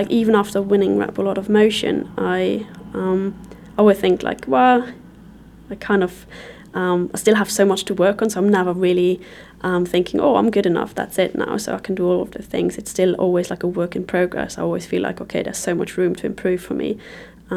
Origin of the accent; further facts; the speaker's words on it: Luxembourg; moved away as an adult; I moved away from Luxembourg when I was 19